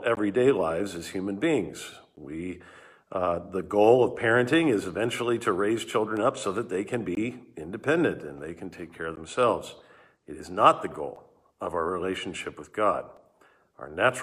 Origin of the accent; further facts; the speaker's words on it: Southern California, United States; moved away; I grew up in Southern California